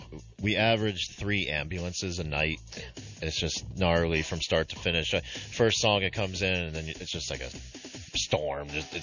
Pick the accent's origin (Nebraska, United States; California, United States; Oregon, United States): California, United States; Rancho Cucamonga; also born or lived in Rhode Island; I'm from Rhode Island. Grew up in Rancho Cucamonga